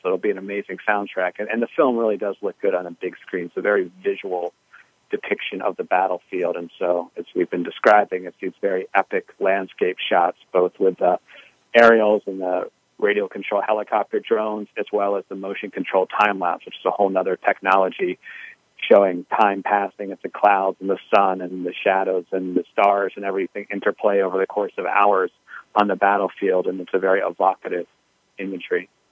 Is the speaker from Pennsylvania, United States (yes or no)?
yes; Gettysburg, Pennsylvania, United States; moved away; also born or lived in Memphis, Tennessee; a few years later, he got the job at Gettysburg College and moved there, and I started kindergarten in Gettysburg